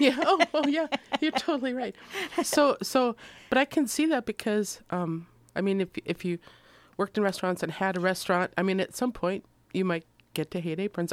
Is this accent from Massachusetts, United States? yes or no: no; Minnesota, United States; moved away; I'm from Minnesota